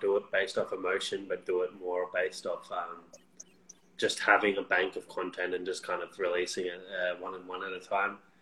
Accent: Canberra, Australian Capital Territory, Australia; my hometown, Canberra.

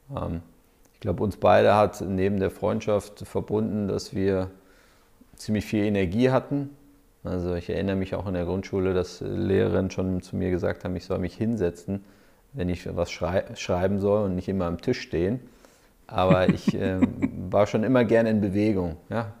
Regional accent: Berlin, Germany; ich bin ja auch Berliner

